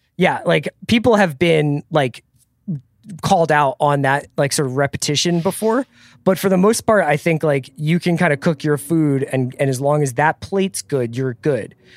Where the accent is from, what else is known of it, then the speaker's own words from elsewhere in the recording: Philadelphia, Pennsylvania, United States; as a kid growing up in Philadelphia